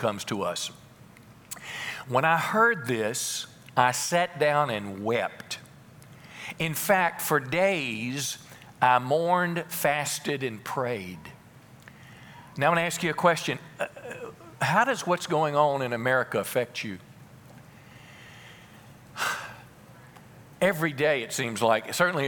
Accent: United States; I'm an American second

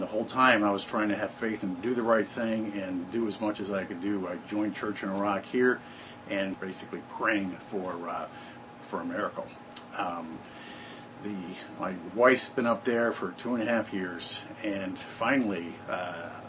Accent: Michigan, United States; moved away as an adult; now in Texarkana, United States; I'm originally from Michigan

